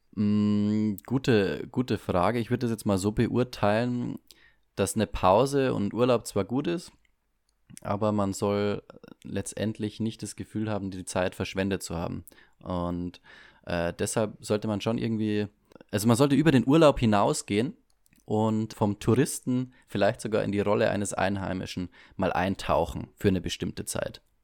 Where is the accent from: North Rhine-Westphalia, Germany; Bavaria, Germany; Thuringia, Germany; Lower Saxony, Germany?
Bavaria, Germany; bei uns in Bayern